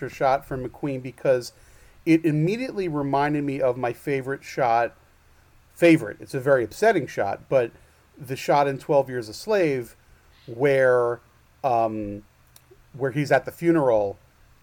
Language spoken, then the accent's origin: English; New York, United States; I'm a Jew from New York